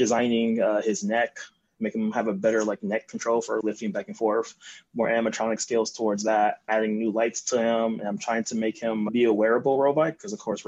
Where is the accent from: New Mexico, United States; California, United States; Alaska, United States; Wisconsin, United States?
California, United States; Compton; I grew up in Compton with my parents